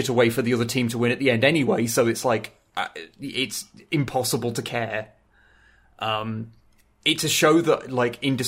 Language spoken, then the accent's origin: English; England, United Kingdom; I'm English